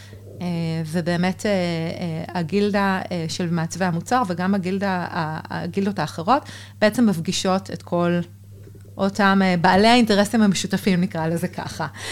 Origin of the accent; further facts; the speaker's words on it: Israel; also born or lived in Berlin, Germany; החורפים הקרים והמרחק מהמשפחה היו לי באמת קשים, אה, ולגמרי התחלתי אה, לפנטז על לחזור לארץ